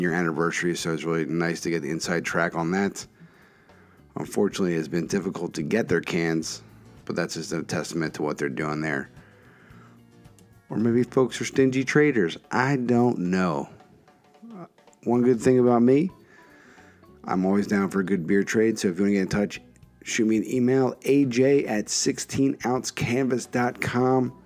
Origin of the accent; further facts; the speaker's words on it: Philadelphia, Pennsylvania, United States; the Philadelphia Inquirer, my hometown paper